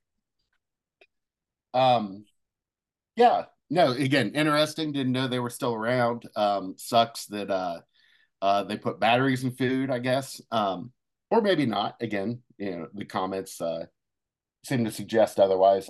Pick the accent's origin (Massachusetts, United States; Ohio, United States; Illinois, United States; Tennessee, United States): Ohio, United States; Cincinnati; moved away; went back home, uh, to, uh, Cincinnati